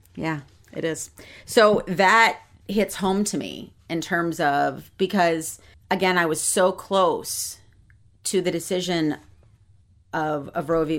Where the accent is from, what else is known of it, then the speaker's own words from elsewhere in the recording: Ohio, United States; I was born in Ohio